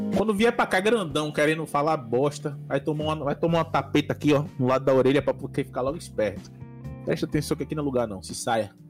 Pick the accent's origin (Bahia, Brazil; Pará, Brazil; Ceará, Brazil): Bahia, Brazil; Salvador; Eu sou da Bahia, pra quem não sabe, eu sou de Salvador, Bahia, Brasil